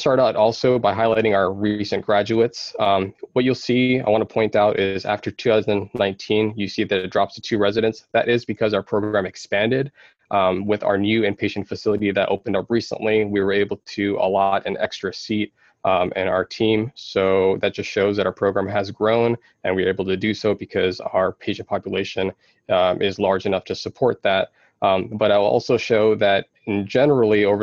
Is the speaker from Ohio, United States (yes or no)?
yes; Sylvania, Ohio, United States; from the Sylvania area, which is pretty much Toledo.